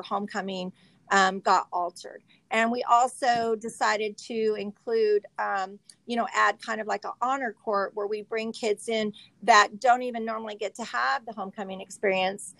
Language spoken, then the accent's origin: English; Visalia, California, United States; I am from Visalia, product of the USD, graduate of Mount Whitney